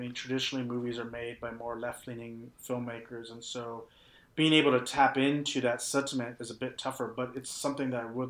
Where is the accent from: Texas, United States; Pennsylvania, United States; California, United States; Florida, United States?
Texas, United States; we grew up in Texas, but not really that super rural Texas.